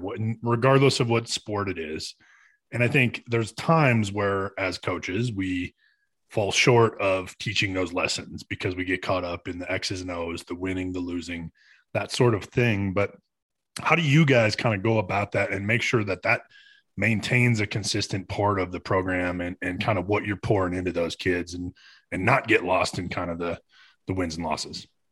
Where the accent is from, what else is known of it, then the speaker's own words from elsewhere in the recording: Michigan, United States; I grew up in, in Michigan